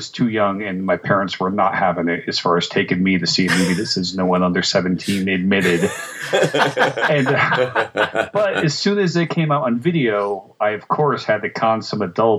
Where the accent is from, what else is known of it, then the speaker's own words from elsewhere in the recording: Connecticut, United States; I lived in Connecticut. I grew up in Connecticut